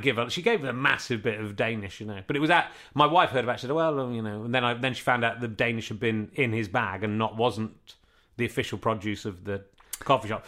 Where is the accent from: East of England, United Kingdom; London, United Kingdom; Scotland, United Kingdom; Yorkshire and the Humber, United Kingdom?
Yorkshire and the Humber, United Kingdom; moved away; I'm, I'm from Yorkshire originally